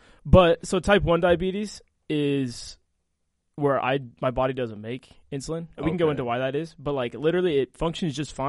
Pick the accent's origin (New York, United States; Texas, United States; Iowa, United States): Texas, United States; also born or lived in Wisconsin; So that's where I was born in Texas, went to high school in Texas. So I say I'm from Texas.